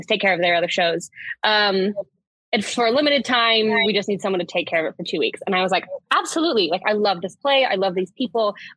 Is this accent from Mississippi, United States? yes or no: no; Utah, United States; moved away as an adult; now in Washington, D.C., United States; I'm originally from Utah